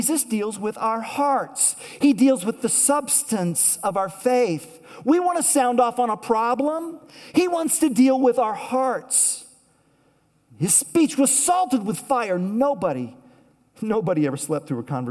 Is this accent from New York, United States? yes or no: no; Tulsa, Oklahoma, United States; moved away; I grew up in Tulsa, Oklahoma, and years ago, the church that I used to attend there